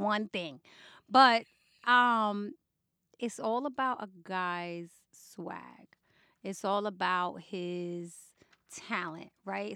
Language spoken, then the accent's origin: English; New York City, New York, United States; moved away; I grew up in the Bronx